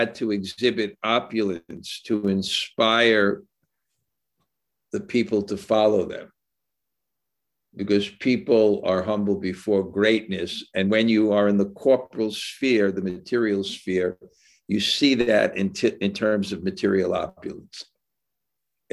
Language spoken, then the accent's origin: English; United States; moved away; also born or lived in India; as an American